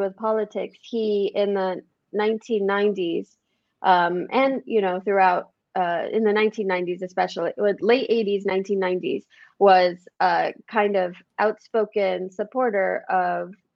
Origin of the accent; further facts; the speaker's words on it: United States; I'm an American